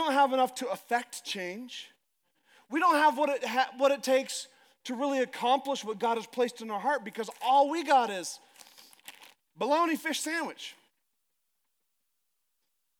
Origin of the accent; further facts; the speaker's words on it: Alaska, United States; I'm from Alaska